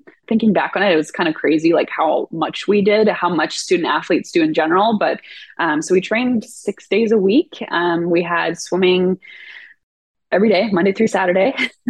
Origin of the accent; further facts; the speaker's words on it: California, United States; also born or lived in Oregon; I grew up in California, lived in Oregon for the past 11 years, and then moved back down here recently.